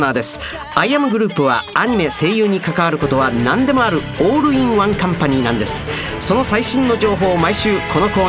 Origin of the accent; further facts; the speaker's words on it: Osaka, Japan; accent: Osaka dialect; 僕の大阪弁